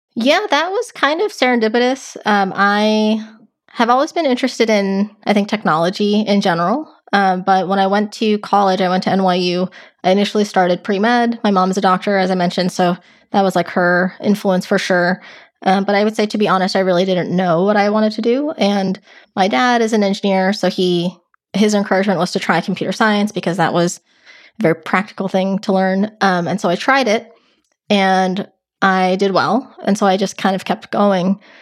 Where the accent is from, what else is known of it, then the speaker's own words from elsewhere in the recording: Westchester, New York, United States; moved away as an adult; also born or lived in Los Angeles, California; now in California, United States; I grew up right outside New York in a county called Westchester, um, but actually even before that, I actually lived in California. So I lived in L A until about fourth grade and then moved to New York